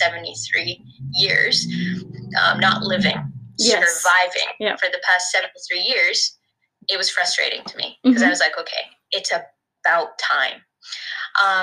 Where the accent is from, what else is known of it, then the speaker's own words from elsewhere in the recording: Gaza, Gaza Strip, Palestine; now in Lethbridge, Canada; I am a Palestinian from Gaza.